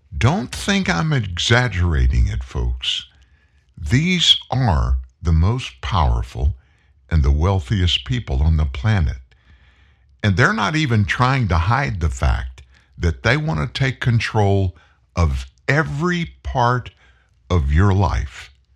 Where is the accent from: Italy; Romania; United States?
United States; as an American citizen, as a taxpayer